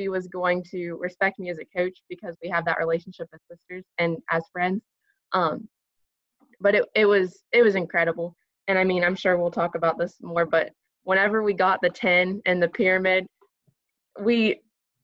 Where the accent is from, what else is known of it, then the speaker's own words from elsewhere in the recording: Tucker County, West Virginia, United States; Well, I'm from Tucker County, West Virginia. So growing up, I was a cheerleader